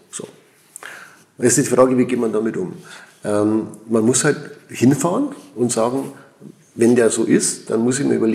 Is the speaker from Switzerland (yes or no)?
yes; Switzerland; Und, also ich bin ein Schweizer und ich muss schon sagen, hier in der Schweiz ist es anders.